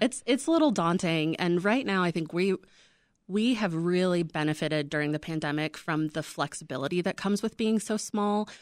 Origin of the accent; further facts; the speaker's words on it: Midwest, United States; also born or lived in Salt Lake City; now in Chicago, United States; we're both from the Midwest. We're both from small Midwestern towns